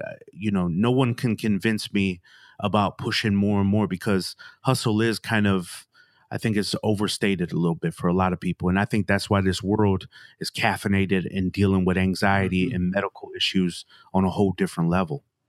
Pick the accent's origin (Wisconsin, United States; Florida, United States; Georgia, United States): Wisconsin, United States; Milwaukee; came up in Milwaukee